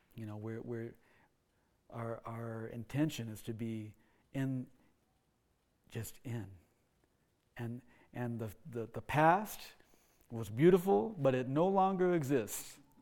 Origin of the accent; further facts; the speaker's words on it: Oklahoma, United States; Uh, when I, when I was seven, we moved to Oklahoma. That's sometimes you know you hear the accent come out. uh, so I grew up in Oklahoma